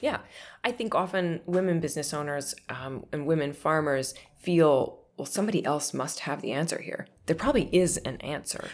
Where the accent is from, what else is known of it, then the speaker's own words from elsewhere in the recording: northern Minnesota, United States; I grew up on, you know, an old, derelict old dairy farm in northern Minnesota